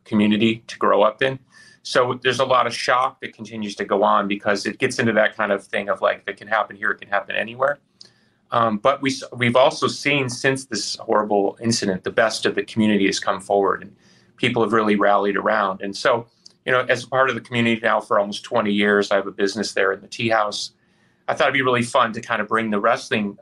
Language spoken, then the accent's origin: English; Chicago, Illinois, United States; this is the first time I've run a show in my hometown